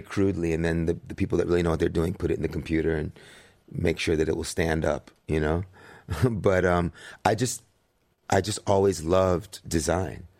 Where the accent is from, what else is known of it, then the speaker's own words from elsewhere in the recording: New York City, New York, United States; growing up in New York City with my mom in the seventies